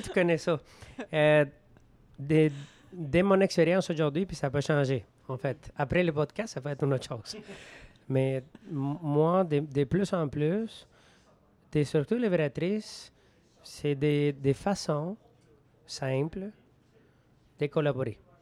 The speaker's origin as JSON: {"language": "French", "country": "Venezuela", "tie": "born or raised there", "second_language": "French", "moved": "yes", "said": "Je jouais au baseball au Venezuela, de mon pays d'origine, pendant 13 ans"}